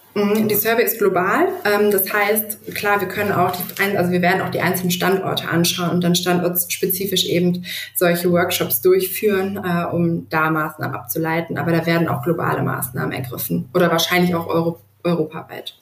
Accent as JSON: {"language": "German", "town": "Duisburg", "region": "North Rhine-Westphalia", "country": "Germany", "tie": "born or raised there", "also_born_or_lived": "Düsseldorf", "said": "lebe eigentlich dennoch mein ganzes Leben schon in Duisburg"}